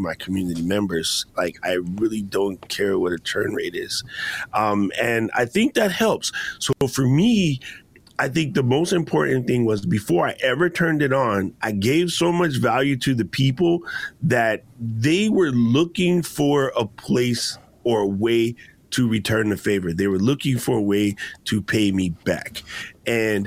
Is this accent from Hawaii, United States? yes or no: yes; Hawaii, United States; we're both from Hawaii